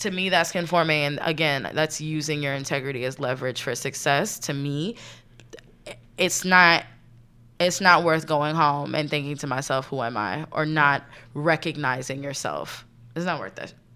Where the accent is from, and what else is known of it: right outside of Philadelphia, Pennsylvania, United States; born or raised there; also born or lived in New York City; now in New York, United States